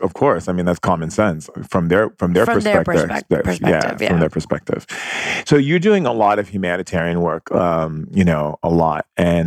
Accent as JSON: {"language": "English", "region": "Hawaii", "country": "United States", "tie": "born or raised there", "said": "I grew up in Hawaii"}